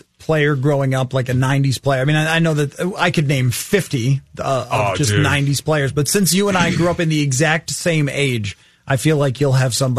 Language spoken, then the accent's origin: English; Buffalo, New York, United States; I grew up in Buffalo